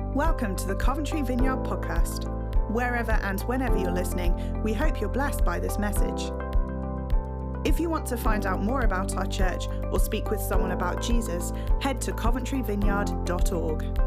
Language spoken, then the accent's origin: English; Neuchâtel, Switzerland; moved away; my hometown, Neuchâtel.